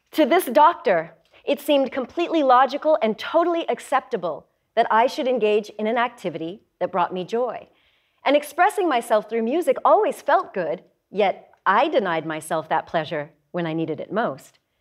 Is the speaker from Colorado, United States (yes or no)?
yes; Denver, Colorado, United States; also born or lived in Nevada; My mother then moved our family to Denver, Colorado